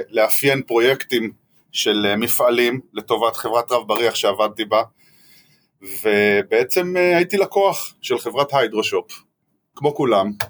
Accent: Northern District, Israel; נינוח, אין פה האמת שום הרגשה של אה, מלחמה, וטוב שכך, אני צפוני.

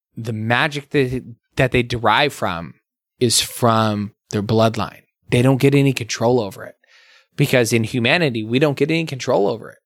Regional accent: Arizona, United States; we come from a very Latinx background. Um, growing up in Arizona

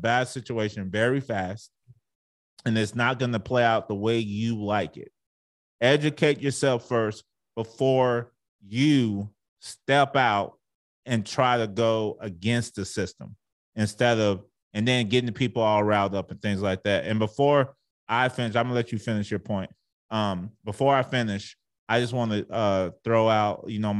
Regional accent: Arlington, Texas, United States; I grew up in Arlington, Texas

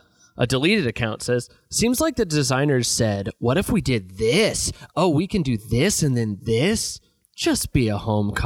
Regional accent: Los Angeles, California, United States; I'm from Los Angeles, and I can't get a ticket.

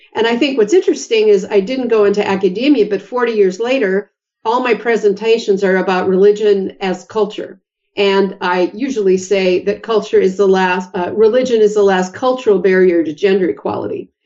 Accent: Bismarck, North Dakota, United States; moved away as an adult; also born or lived in Moorhead, Minnesota / Madison, Wisconsin / Oregon; I was born in Bismarck, North Dakota and went to school at Concordia College, a Lutheran college in Moorhead, Minnesota

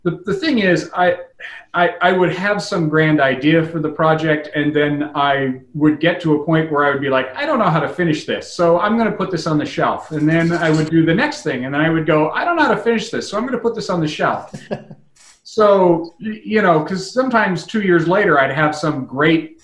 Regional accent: United States; I'm an American

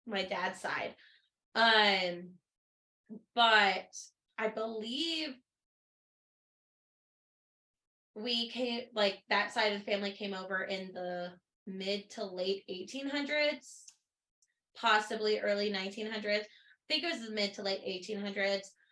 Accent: Tennessee, United States; stayed in Alabama until I was born in Tennessee

